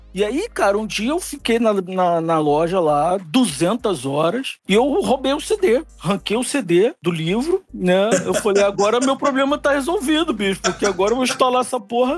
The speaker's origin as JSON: {"language": "Portuguese", "region": "Rio de Janeiro", "country": "Brazil", "tie": "born or raised there", "also_born_or_lived": "Belém, Pará", "moved": "yes", "said": "sou, sou nascido no Rio, é, sou, sou nascido no Rio, mas paraense de coração. Vivi lá uns bom tempo"}